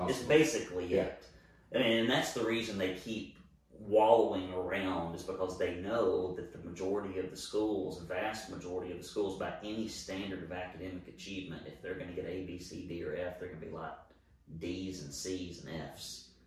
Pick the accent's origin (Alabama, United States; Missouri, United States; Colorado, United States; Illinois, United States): Alabama, United States; moved away as an adult; now in Chattanooga, United States; I grew up in Alabama.